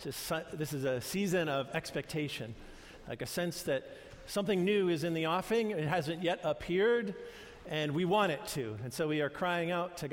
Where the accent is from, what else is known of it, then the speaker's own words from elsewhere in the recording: New York, United States; moved away; I had mostly Jewish friends when I grew up in New York